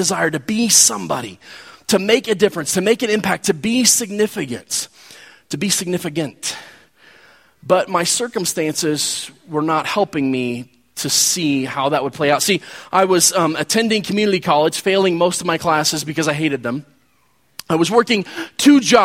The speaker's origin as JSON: {"language": "English", "town": "Wichita", "region": "Kansas", "country": "United States", "tie": "born or raised there", "moved": "as an adult", "said": "I got to marry the girl that has been my best friend since elementary school. And that wouldn't have happened had I not gone back to my hometown"}